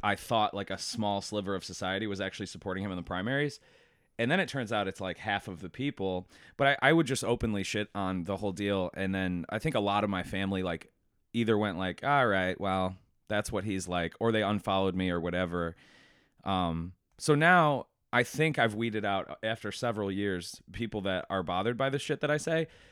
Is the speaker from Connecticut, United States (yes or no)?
no; Buffalo, New York, United States; I'm from Buffalo